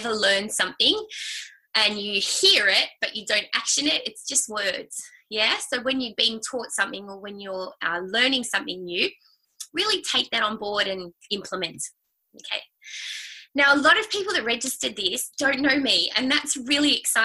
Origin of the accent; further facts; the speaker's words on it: Sydney, New South Wales, Australia; I grew up in Sydney, and I have had a sister and Mum and Dad